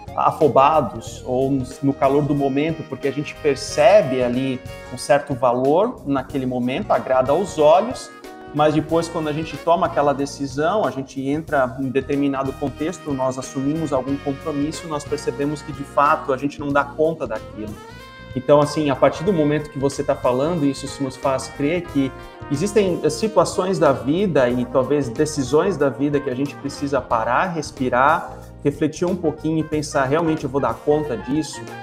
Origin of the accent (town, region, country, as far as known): Brazil